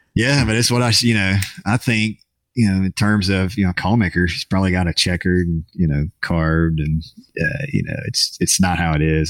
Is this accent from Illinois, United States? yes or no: no; Jackson, Mississippi, United States; I'll be in my hometown next week